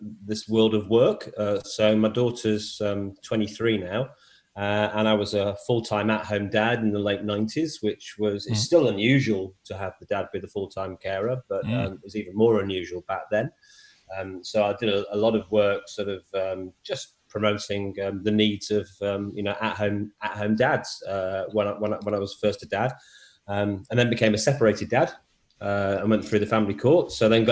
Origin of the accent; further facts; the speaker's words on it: Blackpool, North West England, United Kingdom; accent: English; moved away as an adult; now in Queensland, Australia; I grew up in the in working class Northern England. So yep. A seaside town called Blackpool